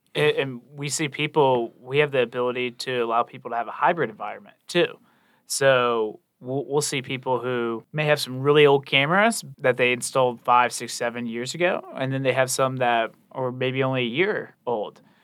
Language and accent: English; Charleston, South Carolina, United States; born and raised in Charleston, went to, uh, the Citadel down there in Charleston